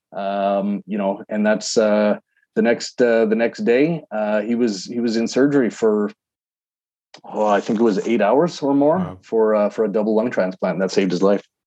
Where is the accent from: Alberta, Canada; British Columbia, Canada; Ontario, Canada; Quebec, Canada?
Alberta, Canada; Calgary; now in Edmonton, Canada; Calgary, my hometown